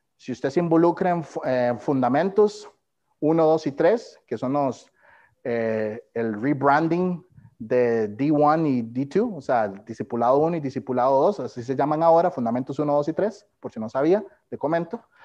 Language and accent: Spanish; Costa Rica; moved away as an adult; nací y fui criado en Costa Rica